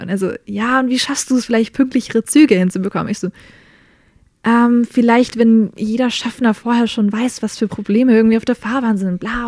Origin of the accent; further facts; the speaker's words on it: Germany; also born or lived in United States; now in Nuremberg, Germany; als Deutsche bin ich nach Amerika hin